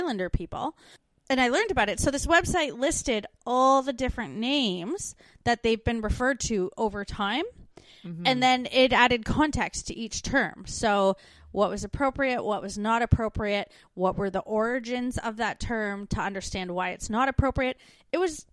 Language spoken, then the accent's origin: English; Canada; moved away as an adult; now in Australia; growing up in Canada